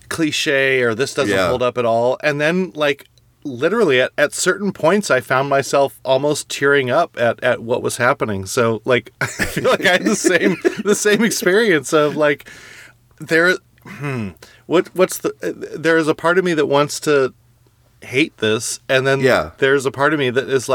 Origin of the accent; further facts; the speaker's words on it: California, United States; I grew up in California